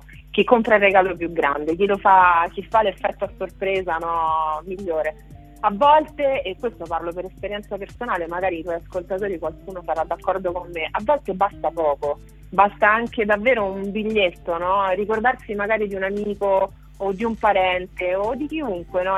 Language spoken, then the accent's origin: Italian; Ciampino, Lazio, Italy; Sempre Roma, io sono di Roma, sono di Ciampino, periferia di Roma